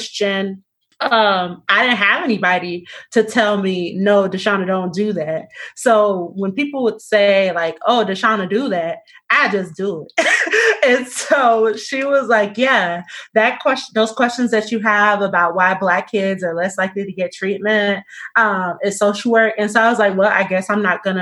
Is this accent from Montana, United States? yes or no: no; Miami, Florida, United States; moved away; I'm originally from Miami, Florida